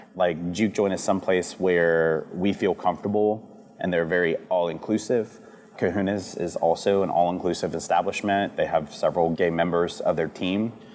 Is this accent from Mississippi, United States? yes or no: yes; D'Iberville, Mississippi, United States; also born or lived in Biloxi, Mississippi; I grew up in St. Martin before St. Martin was as big as it is now, and you know D'Iberville before D'Iberville's turned into what it is.